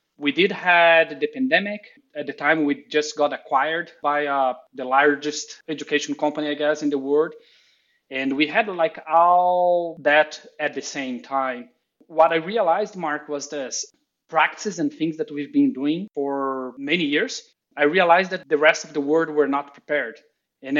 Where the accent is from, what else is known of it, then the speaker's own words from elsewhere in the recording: Brazil; English is a second language; moved away as an adult; also born or lived in New York, United States; now in Austin, United States; I'm originally from Brazil, so it's better that I say that up front, as you're going to be realizing my accent.